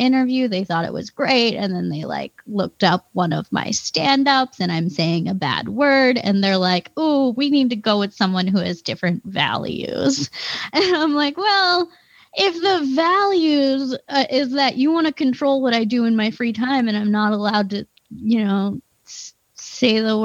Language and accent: English; East Coast, United States; also born or lived in Philadelphia; now in Wisconsin, United States; I'm from the East Coast, mm-hmm, and it was a huge shock when I moved here, because like, when I lived in Philadelphia